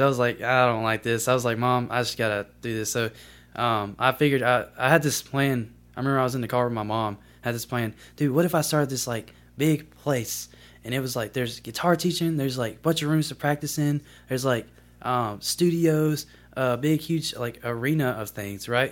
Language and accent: English; Columbus, Mississippi, United States; also born or lived in Greenville, Mississippi; I'm from, uh, originally from Greenville, Mississippi, but I moved to Columbus when I was about three. So, I kinda grew up in Columbus, Mississippi.